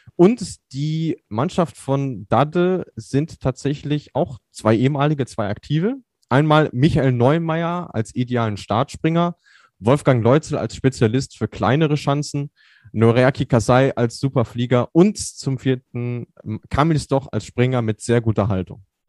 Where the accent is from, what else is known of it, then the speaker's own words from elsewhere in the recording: Germany; bei uns in Deutschland